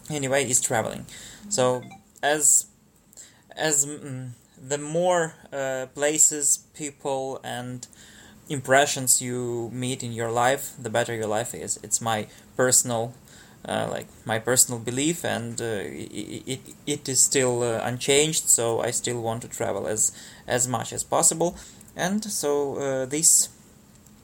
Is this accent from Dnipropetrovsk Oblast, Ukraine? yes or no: no; Kyiv, Ukraine; I was born in Kyiv and I'm still in Kyiv